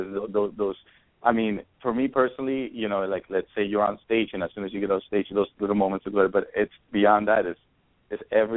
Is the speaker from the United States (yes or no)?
yes; New York City, New York, United States; moved away as an adult; also born or lived in Ecuador; now in Los Angeles, United States; I was from New York. I'm from Ecuador, but I grew up in New York, and having moved